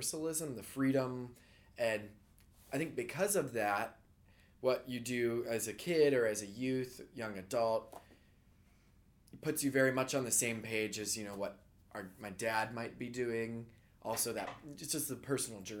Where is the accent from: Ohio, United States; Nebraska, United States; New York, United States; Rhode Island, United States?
Ohio, United States; growing up in Ohio